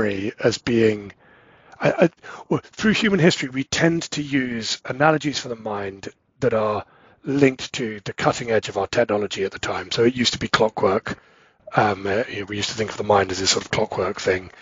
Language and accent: English; England, United Kingdom; moved away; both me and my wife, we're both English